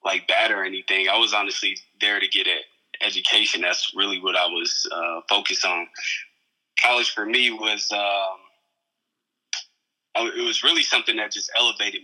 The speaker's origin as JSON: {"language": "English", "region": "Indiana", "country": "United States", "tie": "born or raised there", "also_born_or_lived": "San Diego", "moved": "as an adult", "lives_now": "Phoenix, United States"}